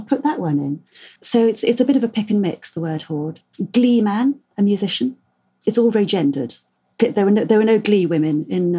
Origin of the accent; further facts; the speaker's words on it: South West England, United Kingdom; I'm Cornish myself, even though I completely lost the accent.